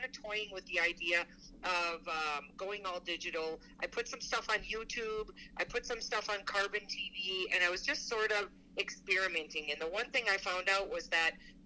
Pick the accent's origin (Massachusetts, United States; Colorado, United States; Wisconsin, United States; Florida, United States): Wisconsin, United States; I grew up in Wisconsin, home of AMS